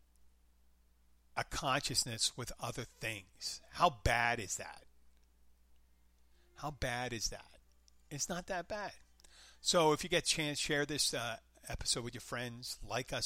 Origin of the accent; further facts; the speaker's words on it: Abington, Pennsylvania, United States; now in Florida Keys, United States; Philadelphia, my hometown, Abington